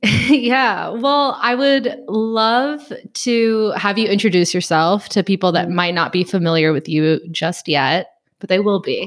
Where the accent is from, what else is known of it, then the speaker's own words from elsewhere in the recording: Chicago, Illinois, United States; moved away as an adult; also born or lived in Gardena, California / Iowa; now in Texas, United States; I'm from the Chicagoland area